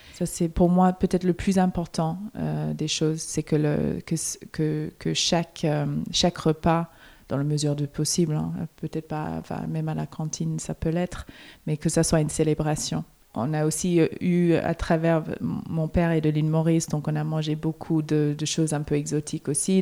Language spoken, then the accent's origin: French; Melbourne, Victoria, Australia; moved away; je viens de Melbourne, donc on avait quand même les quatre saisons